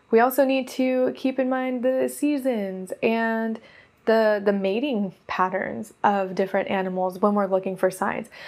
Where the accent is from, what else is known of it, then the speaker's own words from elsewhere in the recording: Oregon, United States; also born or lived in Nevada / California; because I come from Oregon. And then before that, I was in Nevada. And then I was in California.